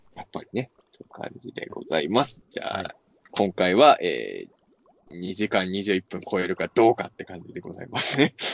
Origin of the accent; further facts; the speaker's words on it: rural Ibaraki, Japan; 俺なんか茨城の田舎の人だから